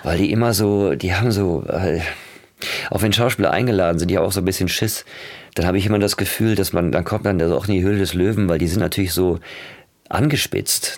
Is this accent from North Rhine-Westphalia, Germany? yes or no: yes; Ruhr area, North Rhine-Westphalia, Germany; Das war halt so Ruhrgebiet wie jetzt auch, das Armenhaus quasi ähm, der BRD. Jetzt ist es das Armenhaus von Gesamtdeutschland da wo ich aufgewachsen bin